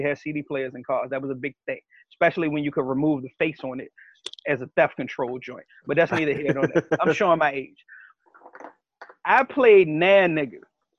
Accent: Richmond, Virginia, United States; I'm not calling Meg a bitch. I'm from Richmond. That's the jargon we use.

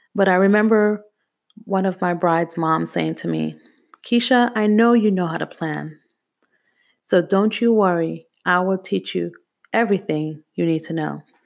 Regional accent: New York City, New York, United States; also born or lived in Jamaica; Growing up in Brooklyn, New York was very hard

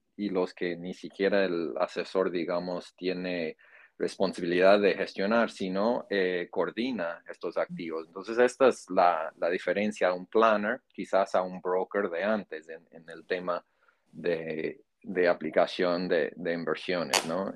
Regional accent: Iowa, United States; Spanish is a second language; now in Miami, United States; migrante de, un estado en el centro de Estados Unidos que se conoce como Iowa.

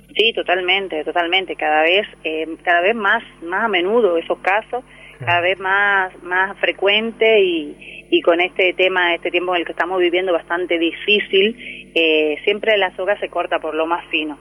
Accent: Santo Domingo, Distrito Nacional, Dominican Republic; moved away as an adult; also born or lived in Rosario, Argentina; now in Comodoro Rivadavia, Argentina; yo soy oriunda de la República Dominicana, de Santo Domingo, su capital eh, hace ya 13 años que vivo aquí en Argentina

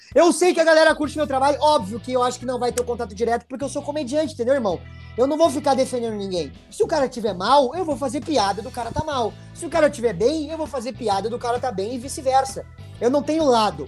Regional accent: Porto Alegre, Rio Grande do Sul, Brazil; eu me criei num, lá no Sarandi, meu velho. Eu me criei lá no Fernando Ferrari, no Parque dos Maia. Lá é minha origem.

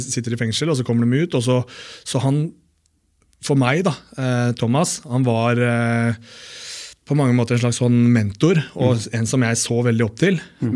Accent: Oslo, Norway; jeg vokste opp på Holmlia

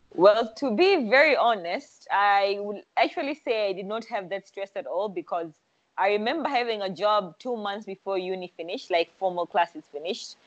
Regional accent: Zanzibar, Tanzania; also born or lived in Dar es Salaam, Tanzania; I am from Zanzibar.

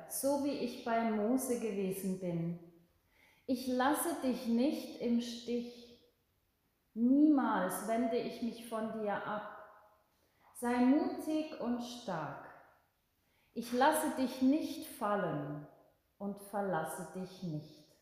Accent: Switzerland; bei uns in der Schweiz

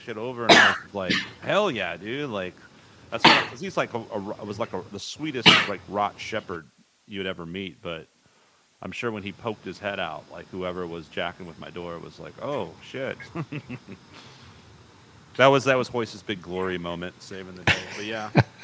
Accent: San Antonio, Texas, United States; also born or lived in College Station / Los Angeles; now in Austin, United States; I was born in San Antonio. And then I lived in College Station, and then I moved around a little back to San Antonio

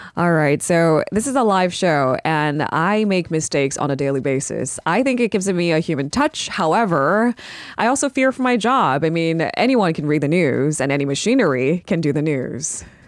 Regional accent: United States; I am a Korean American

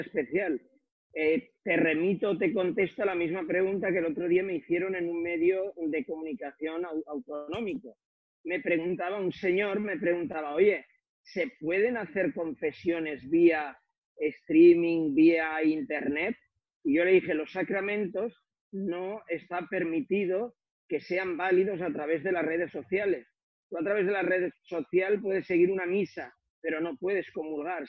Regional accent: Figueroles, Valencian Community, Spain; de Figueroles, de mi pueblo, donde yo soy originario

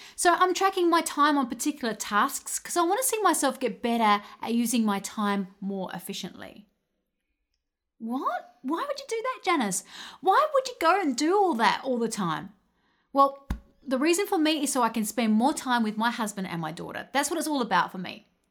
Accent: Adelaide, South Australia, Australia; I come from Adelaide, Australia

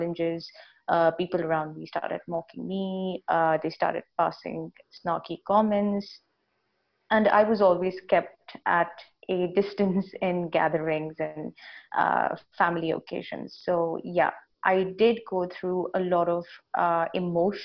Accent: Saudi Arabia; now in India; I was born and raised in Saudi Arabia

